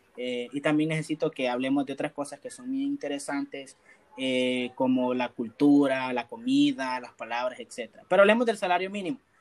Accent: El Salvador; soy salvadoreño, llego a Venezuela

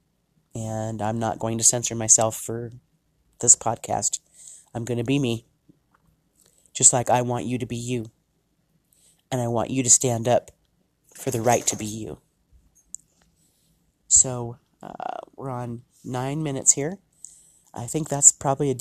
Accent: United States; I am from the United States

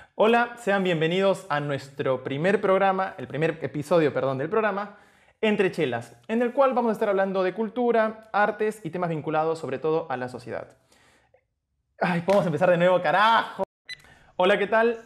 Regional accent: Arequipa, Peru; now in Buenos Aires, Argentina; soy arequipeño, pero actualmente resido en la Ciudad de Buenos Aires.

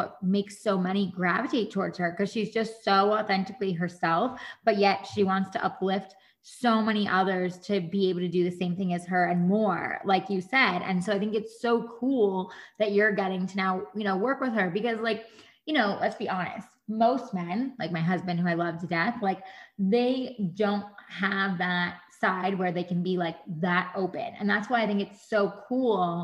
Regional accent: Monroe, New York, United States; I'm originally from New York, and I grew up by Monroe, Central Valley area, which is right by West Point

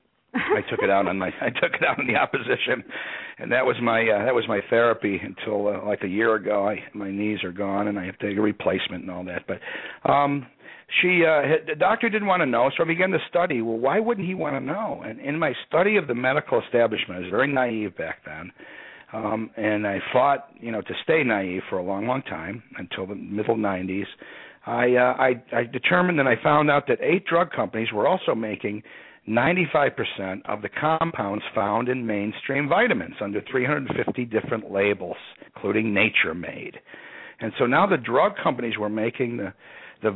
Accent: Rochester, New York, United States; moved away as an adult; also born or lived in Austin, Texas; I grew up near Canada, up there in the western side of Rochester, New York.

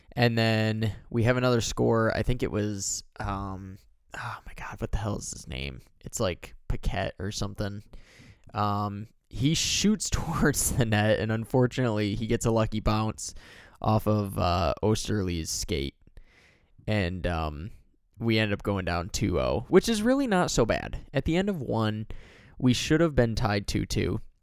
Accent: Michigan, United States; I'm from Michigan

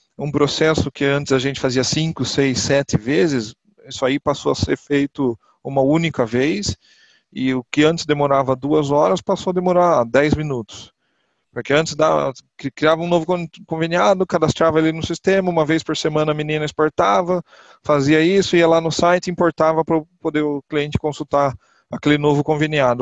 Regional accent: Botucatu, São Paulo, Brazil; eu sou do interior de São Paulo, da cidade de Botucatu

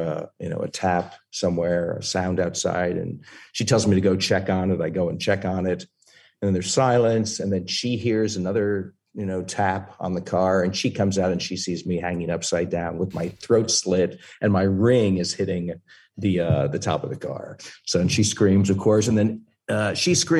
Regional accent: Troy, New York, United States; I grew up in Troy, New York, outside of Albany

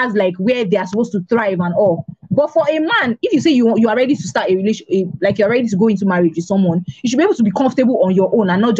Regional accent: Nigeria

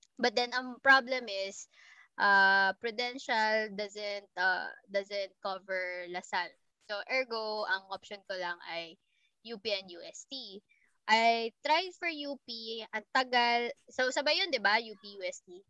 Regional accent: Las Piñas, Metro Manila, Philippines; taga Las Piñas ako

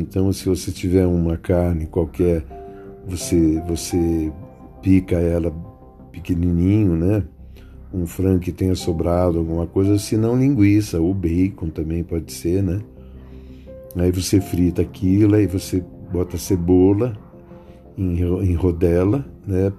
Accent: São Paulo, Brazil; also born or lived in Rio Claro / Campinas; eu nasci em Rio Claro, em 1948 tal, a gente tinha muito dinheiro, depois perdeu, fomos para Campinas, ficamos uns anos em Campinas, aí viemos para São Paulo tentar a vida

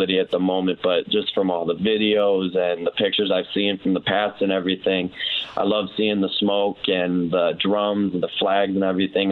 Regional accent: Rockford, Illinois, United States; moved away; being from Rockford

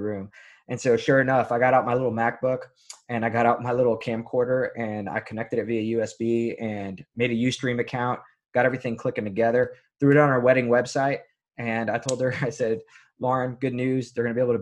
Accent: Miami, Florida, United States; also born or lived in Kentucky; I'm from, born and raised in Miami, Florida, and I still have the privilege of serving the community that I love so much

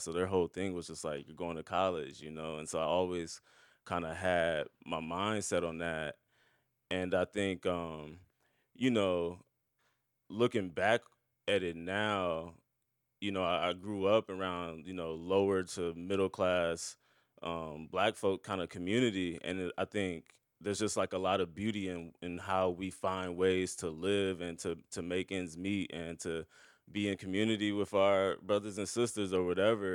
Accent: Omaha, Nebraska, United States; now in Brooklyn, United States; growing up in Omaha, we were just kinda chatting about Omaha before we started, and I was just telling you about the black community in South Omaha, where I grew up

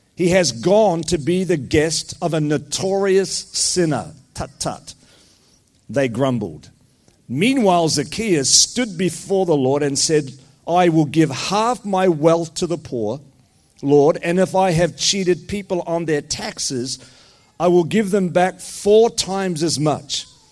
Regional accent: New Zealand; moved away as an adult; also born or lived in New York City, United States / Scotland; now in Blue Mountains, Australia; in a little church in New Zealand where my parents pioneered a church. I'm a Kiwi

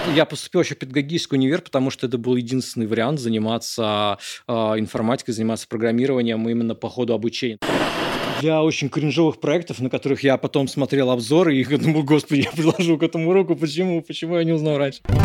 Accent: Moscow, Russia; born or raised there

